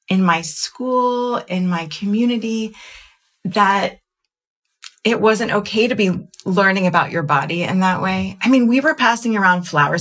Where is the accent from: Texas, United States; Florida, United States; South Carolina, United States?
Florida, United States; Jacksonville; I grew up in Jacksonville, Florida in the 80s